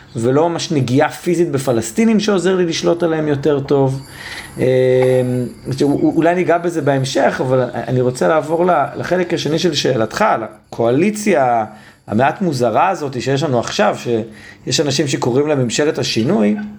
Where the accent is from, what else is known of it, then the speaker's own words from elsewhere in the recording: Israel; כל מי שגדל על אותו סולם ערכים שאני גדלתי אה, במדינת ישראל